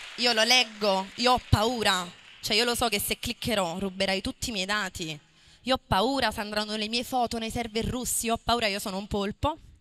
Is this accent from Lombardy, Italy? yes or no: no; Marigliano, Campania, Italy; io sono nata e cresciuta a Marigliano perché i miei genitori sono di là